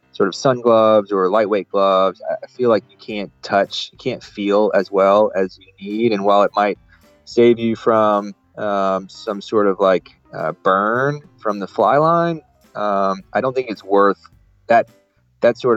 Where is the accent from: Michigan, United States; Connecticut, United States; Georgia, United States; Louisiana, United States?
Louisiana, United States; moved away as an adult; also born or lived in Dubai / New Orleans; I grew up in Louisiana and grew up hunting and fishing